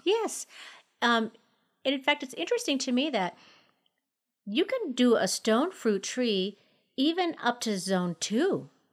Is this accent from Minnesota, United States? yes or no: yes; Minnesota, United States; now in Colorado, United States; growing up in Minnesota, my mom had a little orange tree